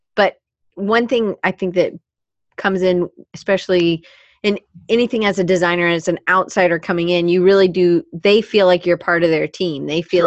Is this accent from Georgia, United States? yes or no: yes; Atlanta, Georgia, United States; I grew up in Atlanta